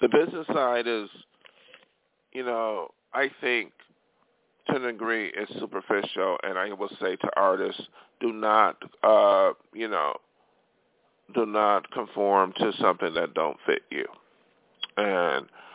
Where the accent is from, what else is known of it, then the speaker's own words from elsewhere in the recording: hometown with Erie Community College, New York, United States; moved away as an adult; now in Los Angeles, United States; study music in my hometown, you know, at Erie Community College